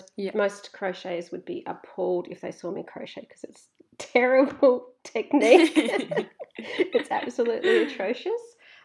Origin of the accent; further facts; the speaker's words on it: Australia; As an Australian